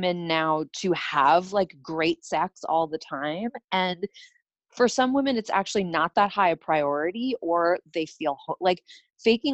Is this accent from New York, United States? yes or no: yes; New York City, New York, United States; I grew up in New York City